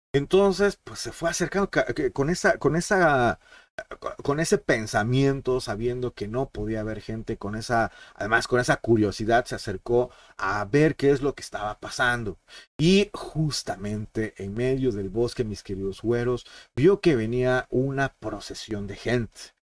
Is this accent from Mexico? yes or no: yes; Mexico; los que somos mexicanos